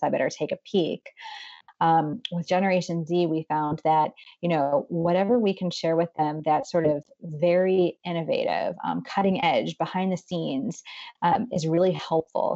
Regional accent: Boardman, Ohio, United States; moved away as an adult; now in Cleveland, United States; I am originally from Ohio, um, from Boardman. Um, it's the largest kind of town nearby would be Youngstown, Ohio

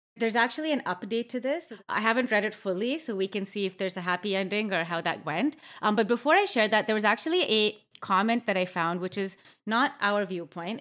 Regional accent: Canada; I grew up in Canada

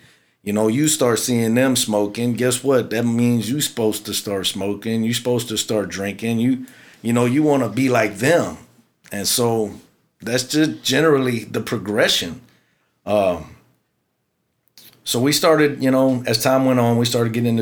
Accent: Houston, Texas, United States; I grew up in the South Houston area

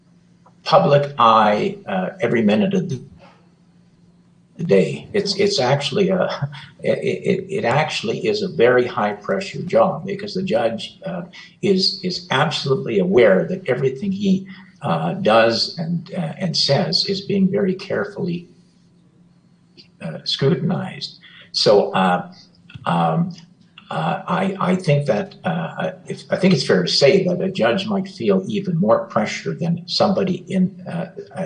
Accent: Canada; as a Canadian

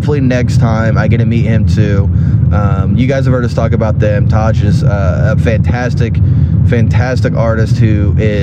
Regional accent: Spencer, Indiana, United States; moved away; I'm going to be in my hometown for these shows

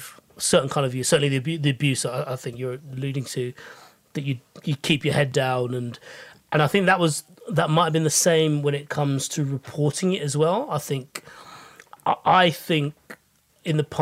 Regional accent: United Kingdom; speaking as a British Asian

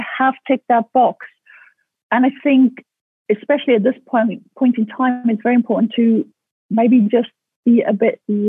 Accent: South Africa; growing up in South Africa

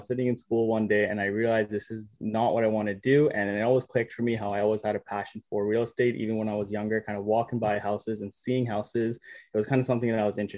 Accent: Surrey, British Columbia, Canada; Born and raised in Surrey, BC.

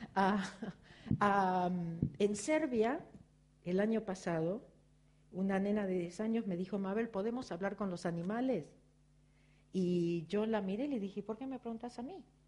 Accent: Argentina; sigo siendo argentina, judía, virgo y contable

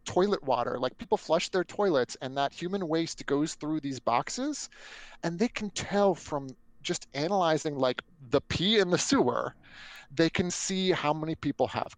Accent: Northern Virginia, United States; born or raised there

